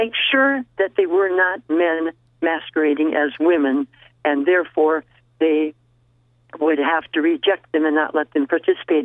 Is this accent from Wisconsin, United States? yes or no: yes; Milwaukee, Wisconsin, United States; moved away as an adult; also born or lived in Oshkosh, Wisconsin / St. Cloud, Minnesota; now in Las Vegas, United States; I was born in Milwaukee, Wisconsin. So most of my early years, early college years and teaching experiences were all in the Midwest